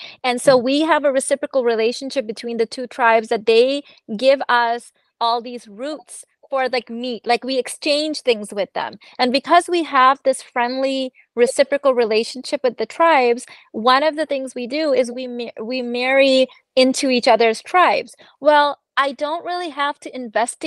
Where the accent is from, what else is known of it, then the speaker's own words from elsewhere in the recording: Pakistan; we're Pakistani